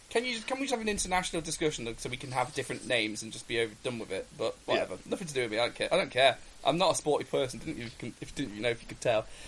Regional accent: England, United Kingdom; being Brit- English myself

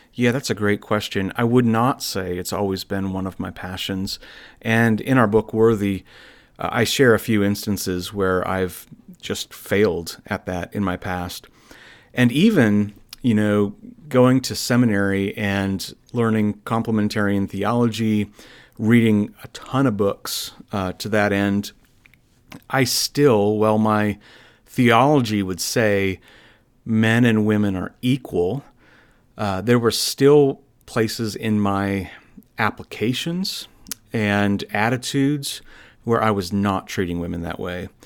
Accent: Iowa, United States; I'm a native of Iowa

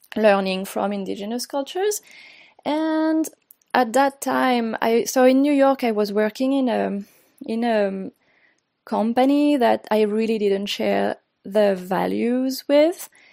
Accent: France; English is a second language; moved away as an adult; also born or lived in Mexico City, Mexico; now in Brooklyn, United States; I was born and raised in France

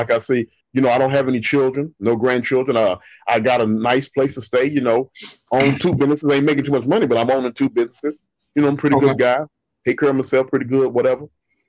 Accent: Moody, Texas, United States; moved away as an adult; now in Dallas, United States; From a town called Moody. It's in Central Texas, on the other side of Waco.

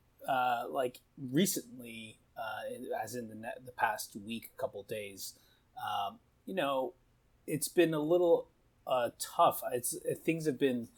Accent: Canada; I'm from Canada. And so, you know, the summertime in Canada is very, like, social.

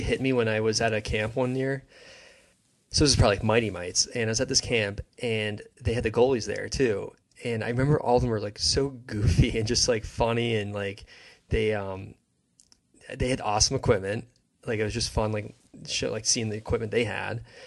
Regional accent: New Jersey, United States; I grew up in New Jersey

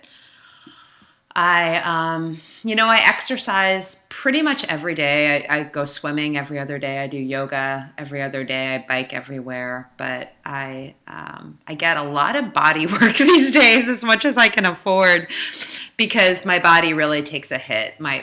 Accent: Silver Spring, Maryland, United States; born or raised there; accent: Northeast; moved away as an adult; also born or lived in New York; now in New Orleans, United States

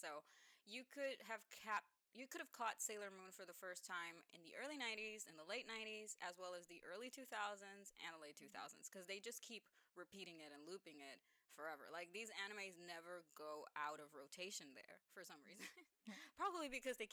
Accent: Dominican Republic; moved away; I grew up in Dominican Republic, and we got a lot of anime down there that wasn't yet being distributed in the USA

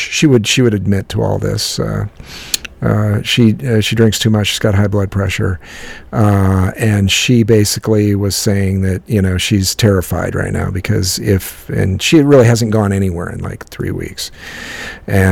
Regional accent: United States; also born or lived in Midwest (middle America); as an American, you know, here in middle America

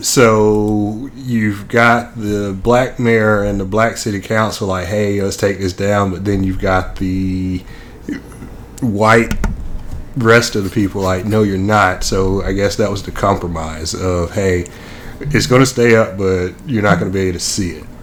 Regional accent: Nashville, Tennessee, United States; moved away; I grew up in Nashville

